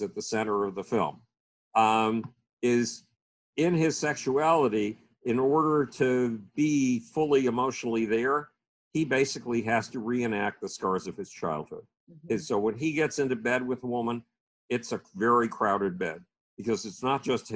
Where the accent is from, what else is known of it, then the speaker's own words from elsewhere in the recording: Buffalo, New York, United States; the University of Buffalo, my hometown university